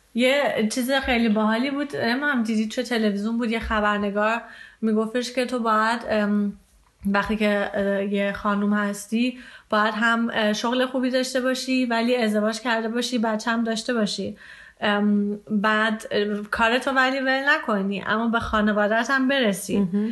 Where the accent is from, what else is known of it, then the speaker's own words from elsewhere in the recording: Iran; now in Germany; من از ایران میام